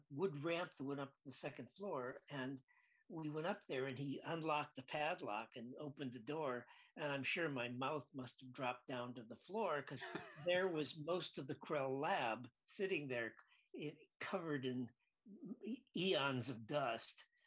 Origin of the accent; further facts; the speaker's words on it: Lansing, Michigan, United States; I grew up in Lansing, Michigan